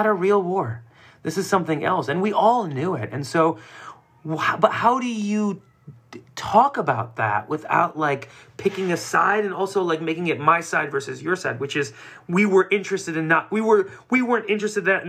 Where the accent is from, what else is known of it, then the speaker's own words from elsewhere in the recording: United States; also born or lived in Iran; being an immigrant growing up in the United States.